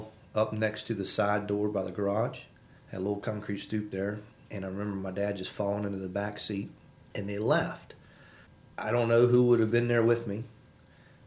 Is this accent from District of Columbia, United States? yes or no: no; Manassas, Virginia, United States; also born or lived in Hopewell, Virginia / Petersburg, Virginia / Spring Creek, Virginia; now in Front Royal, United States; I am born and raised in Virginia